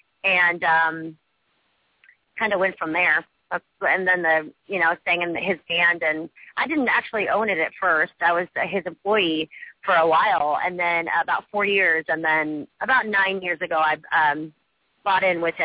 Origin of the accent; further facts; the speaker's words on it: Washington, United States; I'm from Washington State.